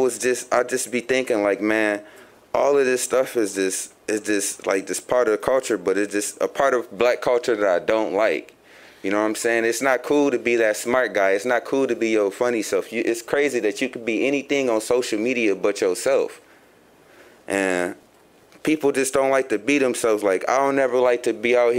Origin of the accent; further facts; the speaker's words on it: Chicago, Illinois, United States; now in Grand Rapids, United States; I come from Chicago.